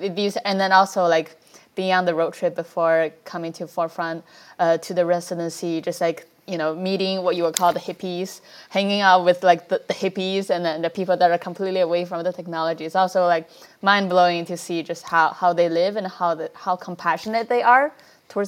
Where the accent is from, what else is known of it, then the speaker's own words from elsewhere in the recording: China; moved away; also born or lived in New York; I grew up in China